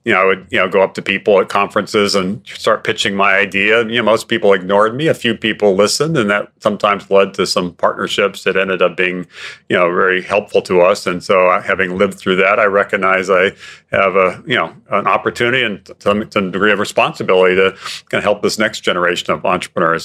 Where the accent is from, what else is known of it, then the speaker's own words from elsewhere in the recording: Hawaii, United States; Growing up in Hawaii